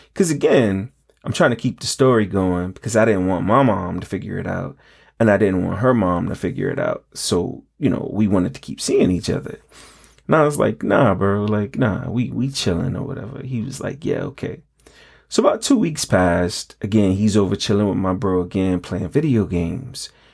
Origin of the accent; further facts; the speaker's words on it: New York, United States; growing up in New York, we had the aluminum can recycling program